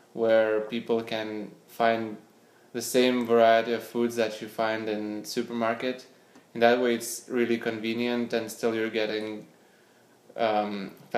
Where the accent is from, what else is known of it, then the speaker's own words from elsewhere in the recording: Panevėžys, Panevėžys County, Lithuania; moved away as an adult; also born or lived in Vilnius, Lithuania / Switzerland; now in San Francisco, United States; I grew up in Lithuania. I was born in a small town of Panevėžys